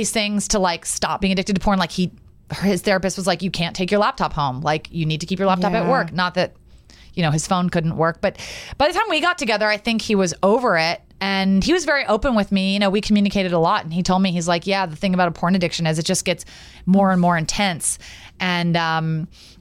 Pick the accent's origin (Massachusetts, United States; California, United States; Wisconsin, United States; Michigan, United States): California, United States; Los Angeles; growing up in Los Angeles, my grandmother took me to her salon in Beverly Hills